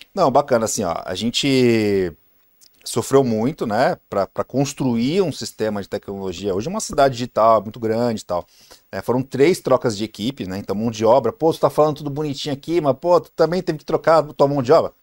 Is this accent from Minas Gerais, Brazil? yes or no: no; Santos, São Paulo, Brazil; sou de Santos, né? Baixada Santista